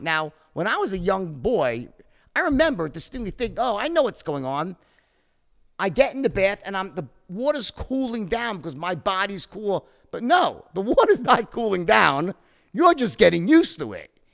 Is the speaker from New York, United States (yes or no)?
yes; Long Island, New York, United States; when I was very young, we grew up in Long Island, both of us